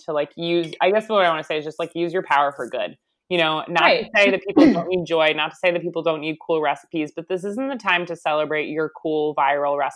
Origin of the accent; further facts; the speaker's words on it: Long Island, New York, United States; I'm from Long Island.